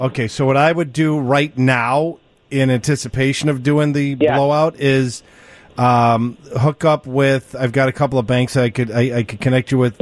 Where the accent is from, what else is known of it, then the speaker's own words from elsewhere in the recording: New York, United States; moved away; I was born in New York